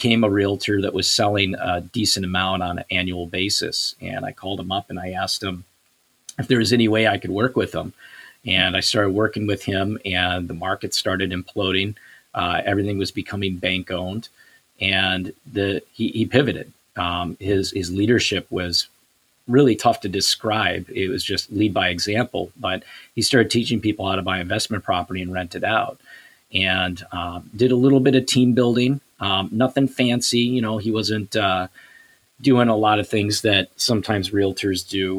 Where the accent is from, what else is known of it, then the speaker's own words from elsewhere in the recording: Savage, Minnesota, United States; also born or lived in Edina, Minnesota; I grew up in Savage.